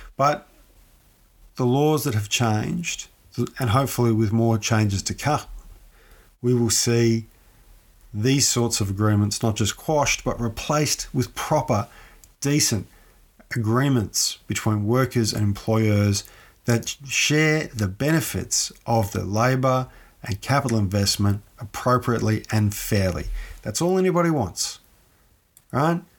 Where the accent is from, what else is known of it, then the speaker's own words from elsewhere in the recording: Ballarat, Victoria, Australia; I'm from Ballarat. As many people who listen to this show know, I'm from Ballarat.